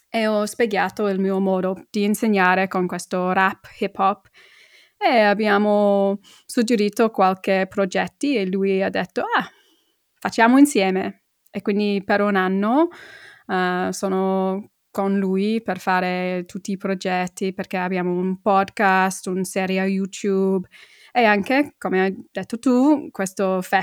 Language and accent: Italian; Middlesbrough, North East England, United Kingdom; born there; accent: London; Italian is a second language; a parte del mio accento che è molto londinese, infatti uh, sono nata una parte del, del nord-est, a Middlesbrough, è una, una parte molto industriale.